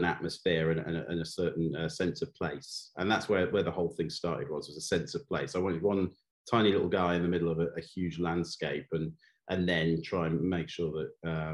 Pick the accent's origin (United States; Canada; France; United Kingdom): United Kingdom; North Wales; when I was a kid growing up in North Wales.